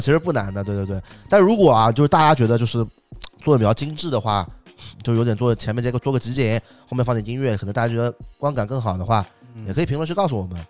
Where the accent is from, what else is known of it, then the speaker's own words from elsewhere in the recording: Shanghai, China; 上海是我家乡嘛